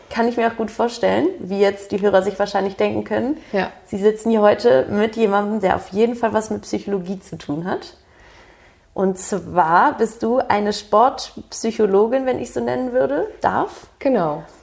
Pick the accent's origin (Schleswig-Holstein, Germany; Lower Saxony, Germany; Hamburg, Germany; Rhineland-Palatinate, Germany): Hamburg, Germany; also born or lived in Budapest / Göttingen; Also ich bin hier aufgewachsen in Hamburg. Geboren bin ich